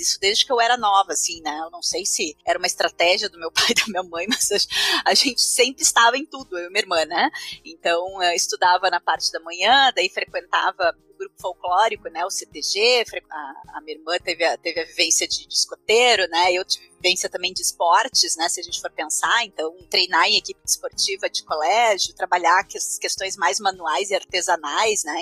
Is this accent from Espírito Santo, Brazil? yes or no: no; Esteio, Rio Grande do Sul, Brazil; nasci lá, né? Fui uma criança que nasceu, cresceu na década de 80